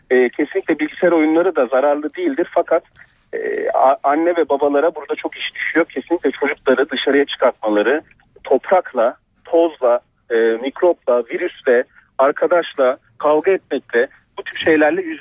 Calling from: Ankara, Turkey; İyi akşamlar.

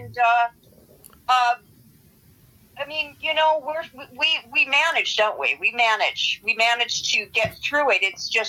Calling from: Los Angeles, California, United States; San Fernando Valley in Los Angeles.

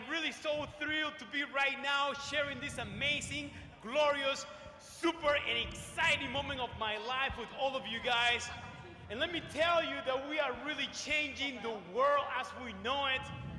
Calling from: New York City, New York, United States; And I am coming from New York City, New York.

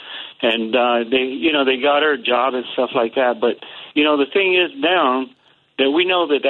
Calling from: North Carolina, United States; So calling from North Carolina

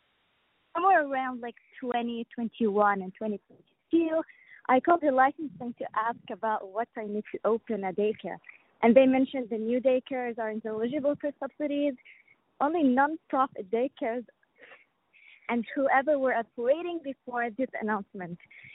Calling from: Edmonton, Alberta, Canada; I'm from Edmonton.

